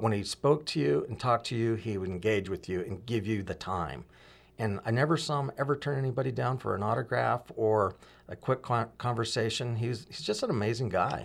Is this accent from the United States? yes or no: yes; Huntington Beach, California, United States; also born or lived in Compton, California / Oregon; in my early childhood, um, lived in Orange County in the Huntington Beach area. Then we moved up to Oregon, uh, actually when I was in third grade